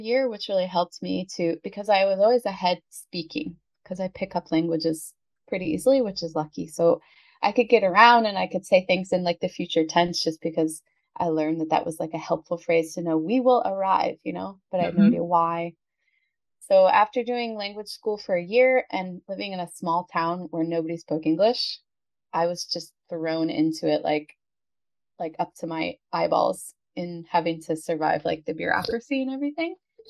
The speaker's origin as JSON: {"language": "English", "region": "Oregon", "country": "United States", "tie": "born or raised there", "also_born_or_lived": "California / Pennsylvania / Colorado", "moved": "as an adult", "lives_now": "Italy", "said": "Because I'm a bit nomadic. So I grew up on the West Coast. I was born in California. I grew up in Oregon. First year of university I did in Oregon. And then I decided to go to Pennsylvania for a year. Then I moved to Colorado to fight wildfires."}